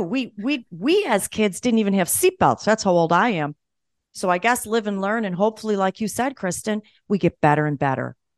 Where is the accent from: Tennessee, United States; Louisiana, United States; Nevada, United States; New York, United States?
New York, United States; Buffalo; moved away; I'm from Buffalo, too, although I don't live there anymore